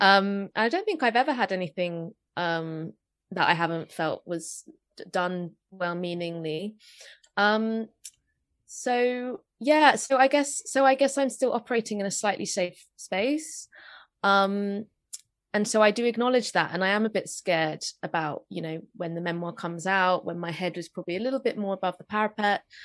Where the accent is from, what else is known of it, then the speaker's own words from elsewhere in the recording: London, United Kingdom; I grew up in North London